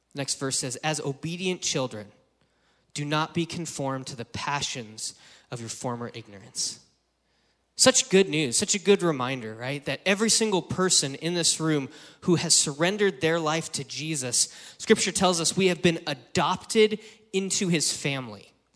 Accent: Wyoming, United States; now in San Francisco Bay Area, United States; I grew up in Wyoming

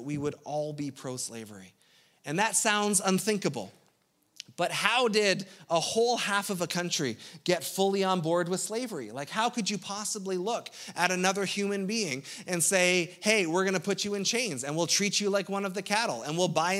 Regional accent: Ontario, Canada; as a Canadian

